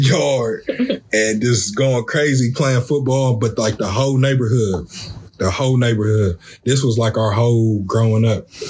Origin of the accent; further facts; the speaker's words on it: Columbus, Ohio, United States; I'm from the city, I'm from Columbus